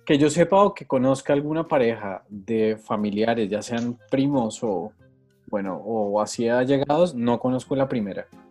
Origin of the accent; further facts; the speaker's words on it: Monterrey, Nuevo León, Mexico; mi tierra